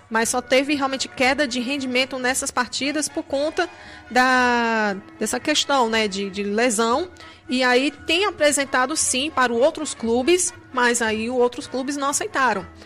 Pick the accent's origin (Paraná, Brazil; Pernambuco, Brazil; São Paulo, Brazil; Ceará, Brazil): Ceará, Brazil; accent: Rio de Janeiro; é por causa do meu sotaque do Rio de Janeiro. É porque eu sou cearense, viu, gente? Mas eu tenho esse sotaque aí de de carioca às vezes.